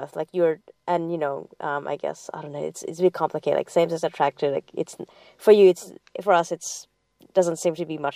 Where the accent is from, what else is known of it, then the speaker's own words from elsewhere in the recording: Saudi Arabia; moved away; I grew up in Saudi Arabia as well